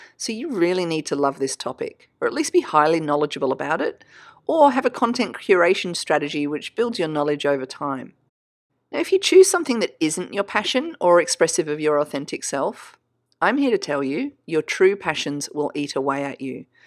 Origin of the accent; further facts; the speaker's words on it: Australia; I'm Australian, so we say niche